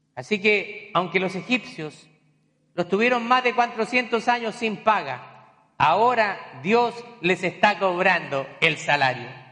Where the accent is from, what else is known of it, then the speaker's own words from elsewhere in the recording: Chile; moved away; cuando a mí me mandaron a predicar la primera vez en mi país, allá en Chile